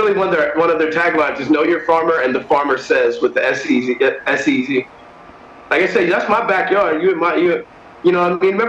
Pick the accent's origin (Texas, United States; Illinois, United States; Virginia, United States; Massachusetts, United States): Virginia, United States; Leesburg; I am not from the DMV. … I'm from Leesburg.